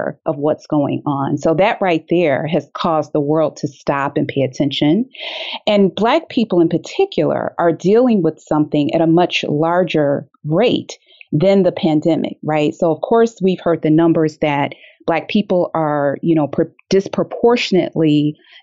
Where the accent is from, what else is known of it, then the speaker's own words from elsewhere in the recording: Detroit, Michigan, United States; living in Detroit, growing up in Detroit